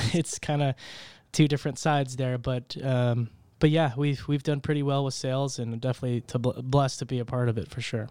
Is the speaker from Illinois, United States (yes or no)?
no; Tulsa, Oklahoma, United States; also born or lived in Broken Arrow, Oklahoma; from Tulsa, right here, born and raised.